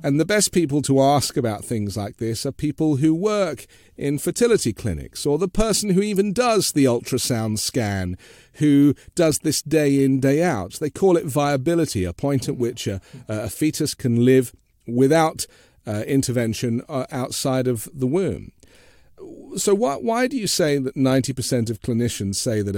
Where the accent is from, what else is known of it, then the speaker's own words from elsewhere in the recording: London, United Kingdom; moved away as an adult; now in United States; But I grew up in London, so I grew up in a multi-faith, multicultural, multinational city.